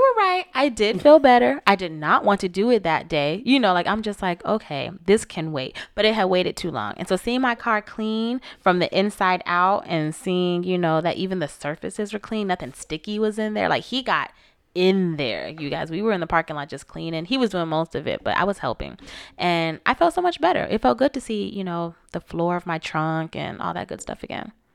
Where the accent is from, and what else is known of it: Florida, United States; born or raised there